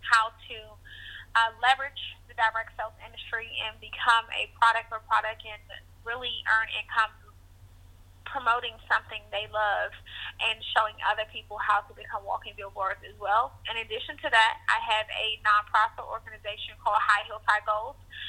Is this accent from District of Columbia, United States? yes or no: yes; Washington, District of Columbia, United States; I grew up in Washington, D.C.